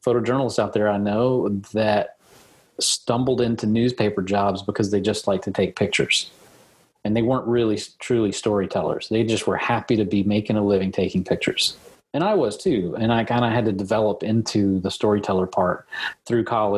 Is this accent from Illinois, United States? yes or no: no; Lexington, Kentucky, United States; also born or lived in Berea, Kentucky; So I grew up in Lexington, taking pictures around my neighborhood in Lexington, but we moved to Berea when I was in high school age